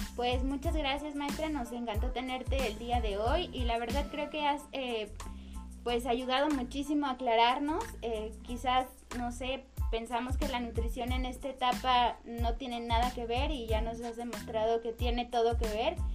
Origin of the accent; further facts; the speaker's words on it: Mexico; como mexicanos